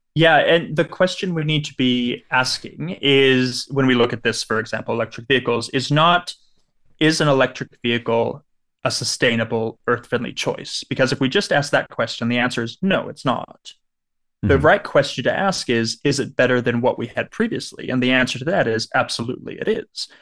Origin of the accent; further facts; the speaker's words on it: Southern California, United States; I grew up in Southern California